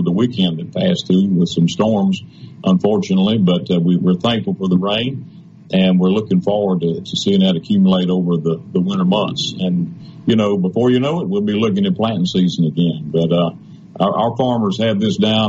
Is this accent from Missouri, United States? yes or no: no; Mississippi, United States; I'm from Mississippi